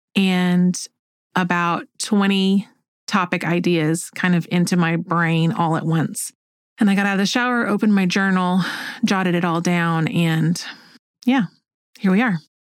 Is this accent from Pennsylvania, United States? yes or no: no; Oklahoma, United States; moved away as an adult; also born or lived in North Carolina / Hawaii / Alabama; I grew up here in Oklahoma.